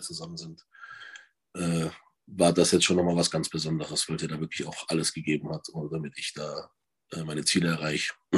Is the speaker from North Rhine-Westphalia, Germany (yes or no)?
no; Freising, Bavaria, Germany; moved away as an adult; also born or lived in Cologne; now in Unna, Germany; ich komme eigentlich aus Bayern, aus Freising